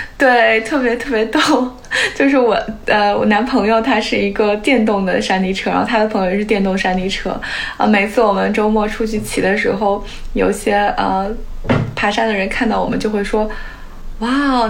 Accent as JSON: {"language": "Chinese", "country": "China", "tie": "born or raised there", "moved": "yes", "lives_now": "San Francisco Bay Area, United States", "said": "我小时候在国内"}